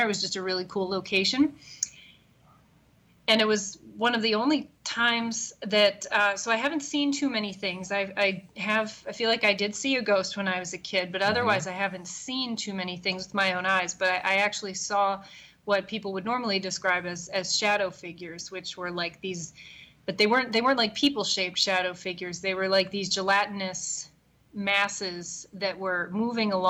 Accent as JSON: {"language": "English", "town": "Bel Air", "region": "Maryland", "country": "United States", "tie": "born or raised there", "moved": "as an adult", "lives_now": "Chicago, United States", "said": "I grew up in Maryland"}